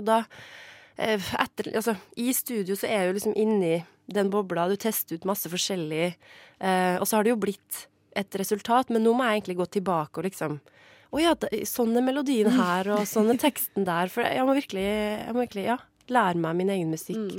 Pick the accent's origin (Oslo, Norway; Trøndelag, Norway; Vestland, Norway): Trøndelag, Norway; Trondheim; moved away; Trondheim, da, der jeg kommer fra, sånn opprinnelig.